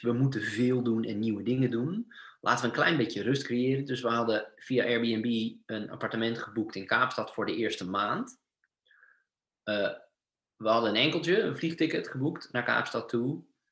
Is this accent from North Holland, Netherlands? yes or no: no; Sassenheim, South Holland, Netherlands; moved away as an adult; now in Norway; Ik kom, eh, uit Sassenheim uit de Bollenstreek